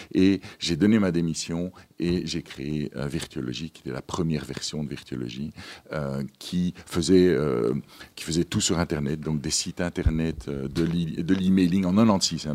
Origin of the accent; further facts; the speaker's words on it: Ypres, Flanders, Belgium; moved away as an adult; also born or lived in Madagascar / Brussels; Je suis né à Madagascar, mais je n'y ai pas vécu longtemps. J'ai vécu pendant 18 mois, puis mes parents sont, sont rentrés euh, euh, en Flandre, euh, à Ypres en West-Flandre, donc tout à fait dans le petit coin là-bas. et c'est là que j'ai fait mes études